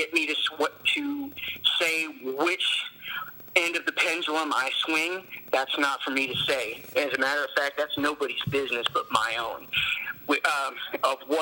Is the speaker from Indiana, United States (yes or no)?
yes; near Peru, Indiana, United States; also born or lived in Logansport, Indiana; our central is in Peru, and it's not very, it's the closest to my hometown